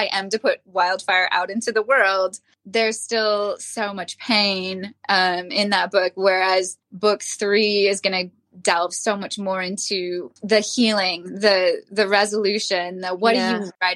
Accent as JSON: {"language": "English", "region": "Minnesota", "country": "United States", "said": "We're both from Minnesota."}